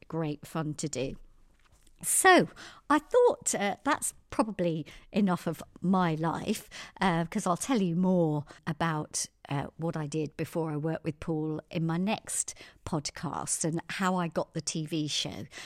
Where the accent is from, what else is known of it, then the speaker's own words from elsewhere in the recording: Surrey, South East England, United Kingdom; also born or lived in Tehran, Iran; I was born in Surrey, had two very loving parents, Pat and Babs, and, uh, my dad was Irish